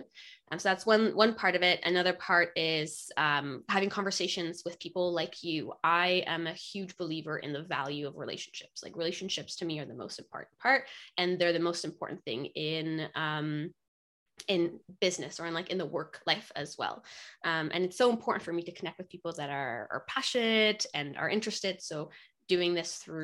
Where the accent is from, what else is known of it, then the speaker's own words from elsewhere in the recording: Poland; now in Pacific Northwest, United States; I grew up in Poland